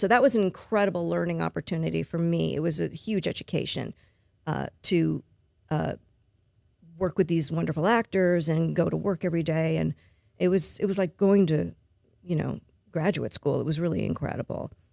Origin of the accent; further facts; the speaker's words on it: Los Angeles, California, United States; moved away as an adult; now in Baton Rouge, United States; I was born and raised in Los Angeles